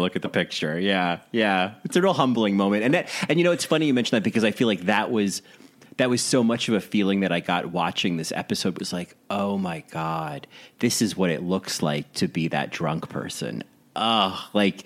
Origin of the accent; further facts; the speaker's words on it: New Jersey, United States; I'm from New Jersey